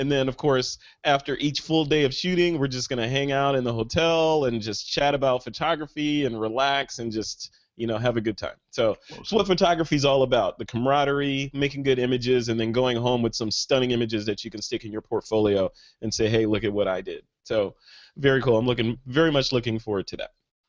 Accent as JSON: {"language": "English", "town": "Chicago", "region": "Illinois", "country": "United States", "said": "I'm from Chicago originally, and we actually had winter, spring, summer, and fall."}